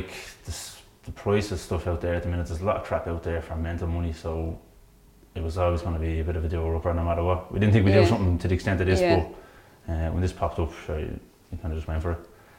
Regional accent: Dublin, Leinster, Ireland; Well, I'm originally from Conjure Fairview around there, and Niamh's up on Griffith Avenue. So anywhere we looked was always going to be by my own territory in Santry.

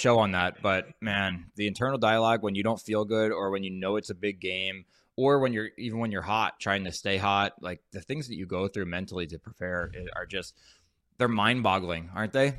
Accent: New Jersey, United States; moved away as an adult; also born or lived in Anaheim / the South; I'm from Jersey

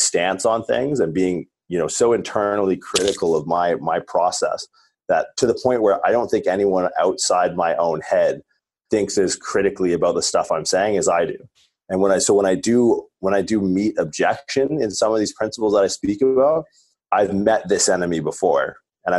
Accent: Southwestern Ontario, Canada; being like a Canadian from Southwestern Ontario

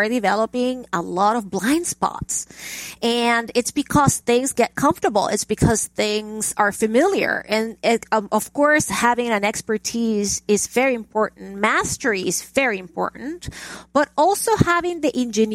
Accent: Caracas, Capital District, Venezuela; moved away as an adult; now in United States; I grew up in Caracas, Venezuela

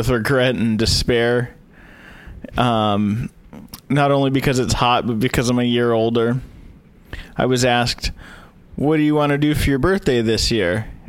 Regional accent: Los Angeles, California, United States; growing up, being from LA, when I was younger

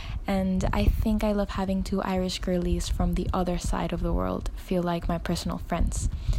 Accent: Panama City, Panama; I'm 21 years old. I'm from Panama City in Central America.

